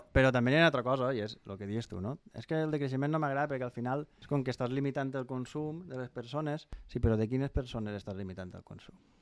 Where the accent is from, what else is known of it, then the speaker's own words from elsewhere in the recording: Pego, Valencian Community, Spain; jo sóc de Pego